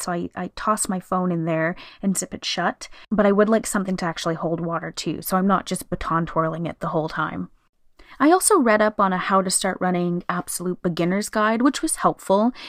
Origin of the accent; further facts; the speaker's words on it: Canada; here in Canada, we have the annual Terry Fox run, which we have celebrated always. I know growing up, every year in school we did it.